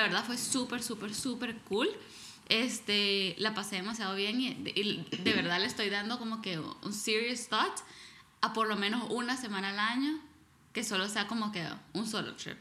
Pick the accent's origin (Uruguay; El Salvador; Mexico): El Salvador; moved away; crecí en El Salvador